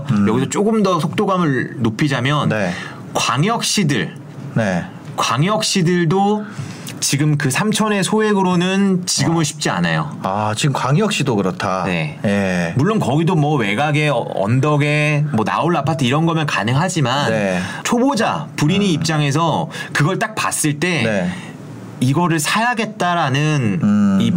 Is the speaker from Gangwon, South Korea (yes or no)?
yes; Gangneung, Gangwon, South Korea; 출신인데 강릉도